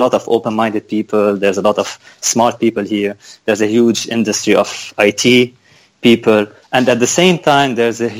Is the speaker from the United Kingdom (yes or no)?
no; Lebanon; moved away as an adult; now in Lviv, Ukraine; So I'm from Lebanon. I studied there